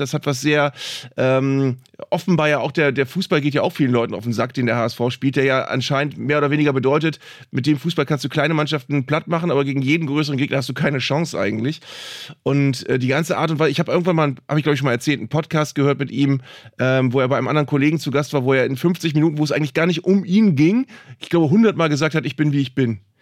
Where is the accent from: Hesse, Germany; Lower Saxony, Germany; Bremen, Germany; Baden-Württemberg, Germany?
Bremen, Germany; als Bremer